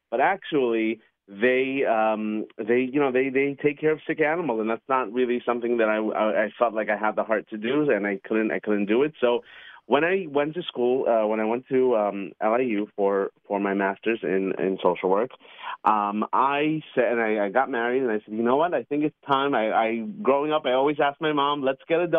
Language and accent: English; New York City, New York, United States; when I was a little kid growing up in Queens, New York